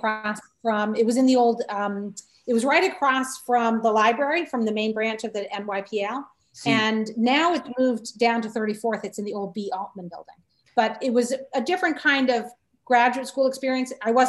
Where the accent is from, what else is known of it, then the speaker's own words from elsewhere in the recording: Needham, Massachusetts, United States; also born or lived in Southern New Hampshire / New York City; now in Utica, United States; I was raised in Needham, Massachusetts, which is one of the immediate Western suburbs of Boston. So Needham, Newton, Wellesley. Mm-hmm. I was raised in Needham, but spent all my summers actually in New Hampshire, in Southern New Hampshire, where I have on both sides of my family, I have long-term connections.